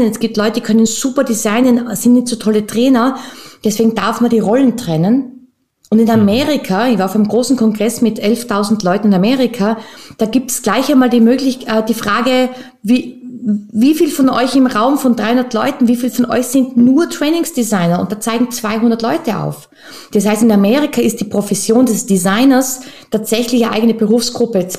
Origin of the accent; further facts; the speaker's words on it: Tyrol, Austria; now in Vienna, Austria; Ja, tatsächlich bin ich gebürtige Österreicherin, ähm, ursprünglich aus Tirol und zwischen äh, mit Leidenschaft in Wien, beheimatet im wichtigsten Bezirk.